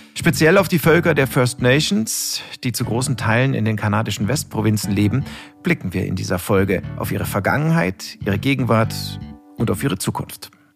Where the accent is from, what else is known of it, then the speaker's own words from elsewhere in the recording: Munich, Bavaria, Germany; ich komme aus München